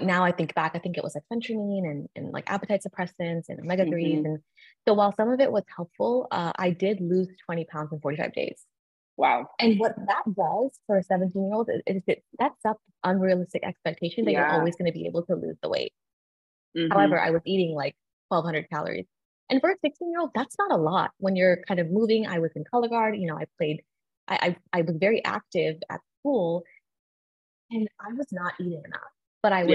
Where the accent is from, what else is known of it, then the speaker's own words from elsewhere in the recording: Texas, United States; now in Florida, United States; I am from Texas originally, and I live in Florida now with my husband and my dog